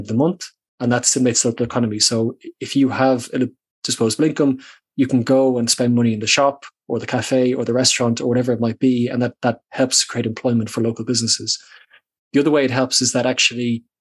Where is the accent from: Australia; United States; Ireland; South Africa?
Ireland; Dublin, Leinster; when I was a kid growing up in Dublin